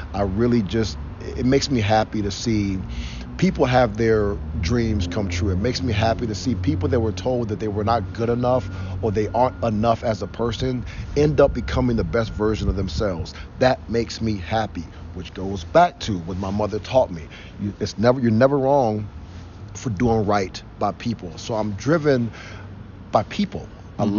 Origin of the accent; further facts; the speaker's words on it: Cleveland, Ohio, United States; moved away as an adult; also born or lived in Arizona; I grew up in Cleveland. I grew up in Cleveland. I came back home because I grew up on Wade Park, East 95th